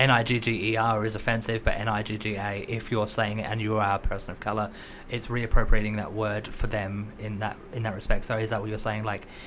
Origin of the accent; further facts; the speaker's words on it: Adelaide, South Australia, Australia; now in United Kingdom; my hometown of Adelaide.